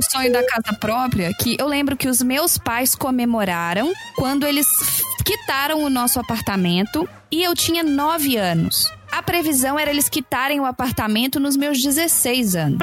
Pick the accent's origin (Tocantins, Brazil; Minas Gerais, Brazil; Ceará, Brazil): Minas Gerais, Brazil; now in New York, United States; eu sou de Minas